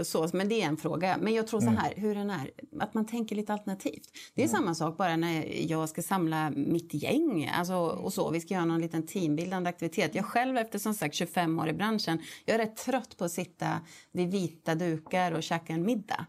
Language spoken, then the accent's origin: Swedish; Gävle, Gävleborg County, Sweden; jag född och uppvuxen i Gävle